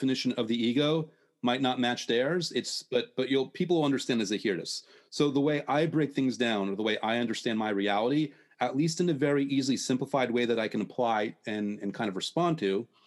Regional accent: United States; me growing up in the States

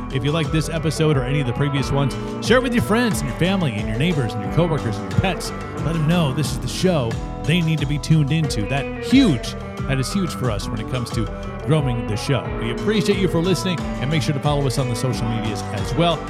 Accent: Wisconsin, United States; we're from Wisconsin, and, like, drinking is just, like, our thing

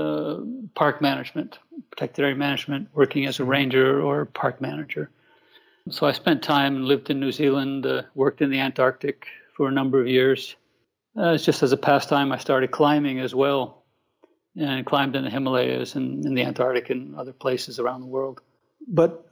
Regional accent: East Coast, United States; moved away as an adult; also born or lived in American West / Mongolia; I'm an American and was born on the East Coast.

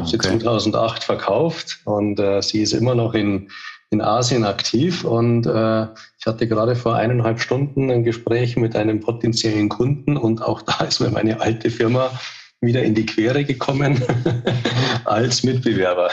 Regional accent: Munich, Bavaria, Germany; moved away; bin ursprünglich aus München, lebe heute auch wieder

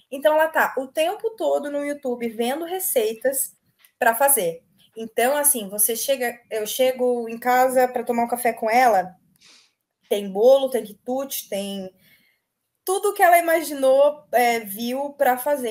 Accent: Minas Gerais, Brazil; minha família é toda é mineira, eu nasci em Minas

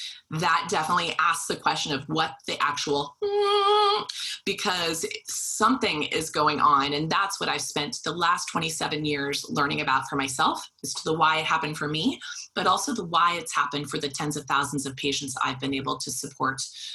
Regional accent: Wichita, Kansas, United States; I was from Wichita, Kansas.

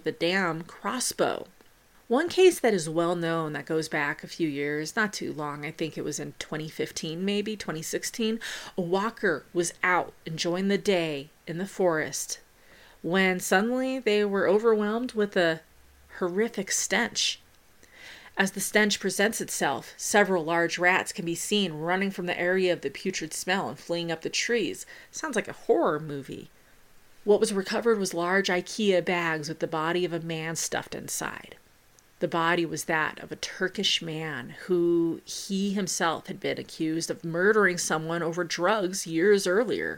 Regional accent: Pueblo, Colorado, United States; my hometown just made its appearance right now, that being Pueblo, Colorado

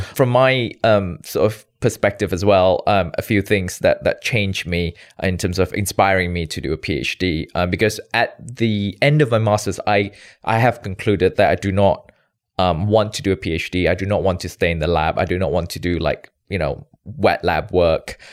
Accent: Malaysia; moved away as an adult; also born or lived in United Kingdom / New York, United States / New Jersey, United States; born and bred in Malaysia

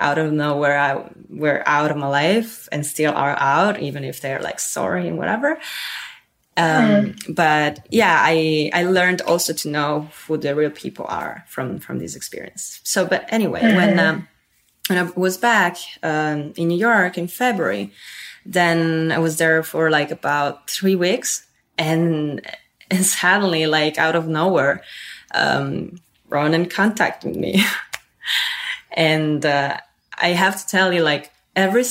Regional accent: Turin, Piedmont, Italy; English is a second language; moved away; I grew up in Italy. I was born in this city called Torino.

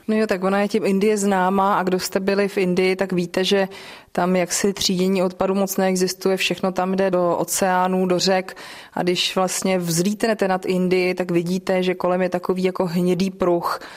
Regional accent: Bohemia, Czechia; tady u nás v Čechách

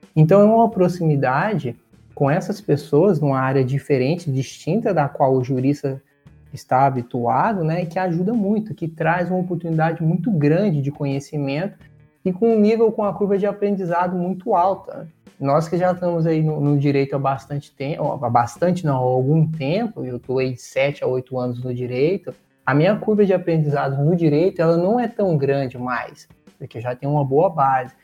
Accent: Uberlândia, Minas Gerais, Brazil; moved away as an adult; also born or lived in Portugal; como eu tinha lá na minha cidade, de Uberlândia

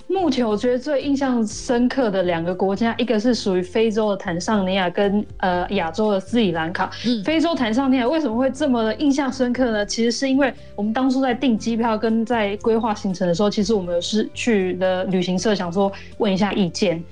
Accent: Taiwan; moved away as an adult; also born or lived in Switzerland / Paris, France; now in Germany; 我在台湾毕业之后，我就出国

